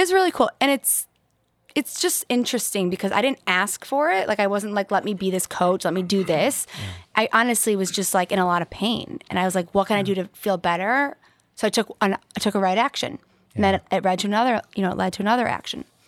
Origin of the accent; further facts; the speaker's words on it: West Bloomfield, Michigan, United States; I grew up in West Bloomfield